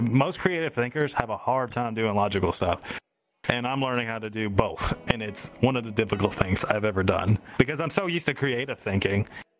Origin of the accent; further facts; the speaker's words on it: the South, United States; accent: southern; I'm adding my southern accent to poutine.